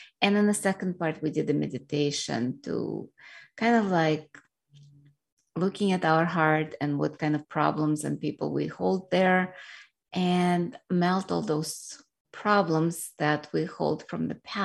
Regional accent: Russia; now in United States; I grew up in Soviet Union, which was a communist Russia at that time

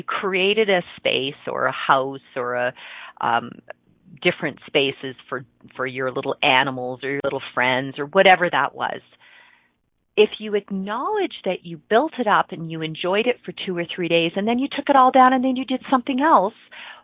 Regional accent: Ontario, Canada; I grew up in Ontario, and cottage country in Ontario up in the Muskokas

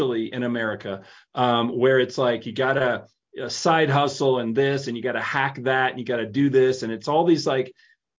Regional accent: Tennessee, United States; I grew up in Tennessee

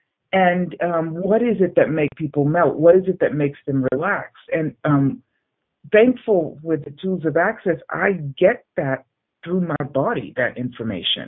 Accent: Boston, Massachusetts, United States; moved away; I'm from Boston

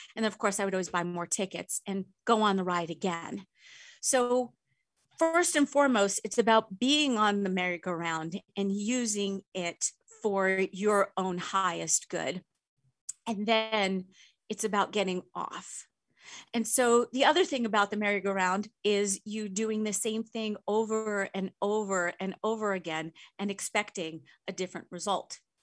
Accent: Long Island, New York, United States; I grew up in New York on Long Island.

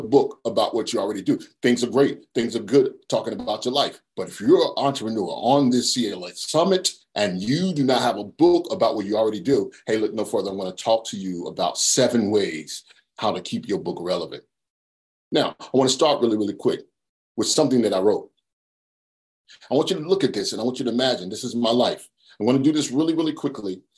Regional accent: Charlotte, North Carolina, United States; I'm from Charlotte, North Carolina

